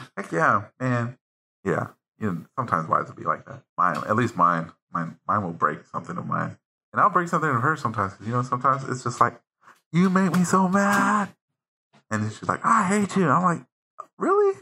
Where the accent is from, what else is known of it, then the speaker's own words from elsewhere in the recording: United States; I was born here in the United States